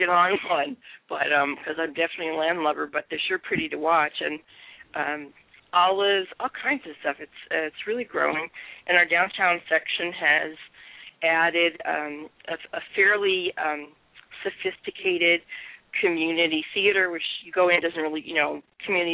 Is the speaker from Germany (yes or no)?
no; San Fernando Valley, California, United States; now in Temecula, United States; I grew up in the San Francisco Valley